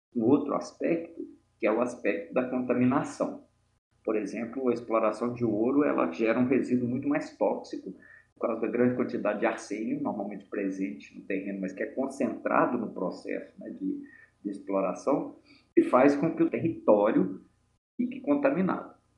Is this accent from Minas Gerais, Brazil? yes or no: yes; Mariana, Minas Gerais, Brazil; moved away as an adult; now in Belo Horizonte, Brazil; Embora eu não tenha nascido, eu passei a maior parte da minha vida em Mariana, na minha infância, adolescência e início da idade adulta.